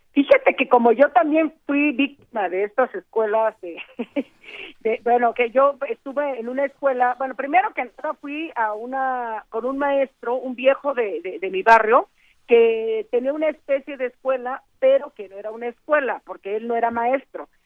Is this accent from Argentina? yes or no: no; Juchitán, Oaxaca, Mexico; first language Zapotec; Spanish is a second language; el istmo de Tehuantepec, de donde yo soy de Juchitán